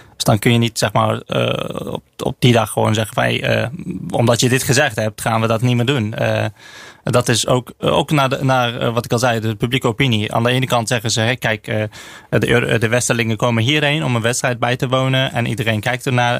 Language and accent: Dutch; Azerbaijan; moved away; ik, ik kom zelf uit Azerbeidzjan